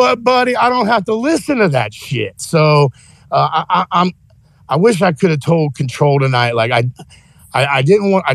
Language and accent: English; United States; as an American